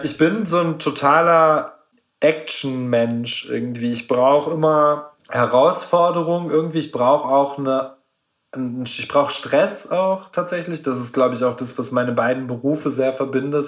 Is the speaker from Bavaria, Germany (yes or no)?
no; Gelsenkirchen, North Rhine-Westphalia, Germany; now in Stuttgart, Germany; Gelsenkirchen ist ja meine Heimatstadt, in der ich meine Jugend erlebt habe, meine Kindheit erlebt habe